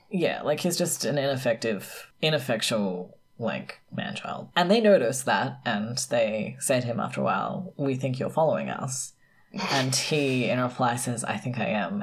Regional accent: South Australia, Australia

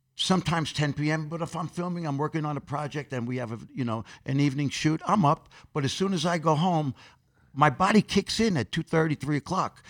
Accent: New York City, New York, United States; I grew up in Corona, Queens

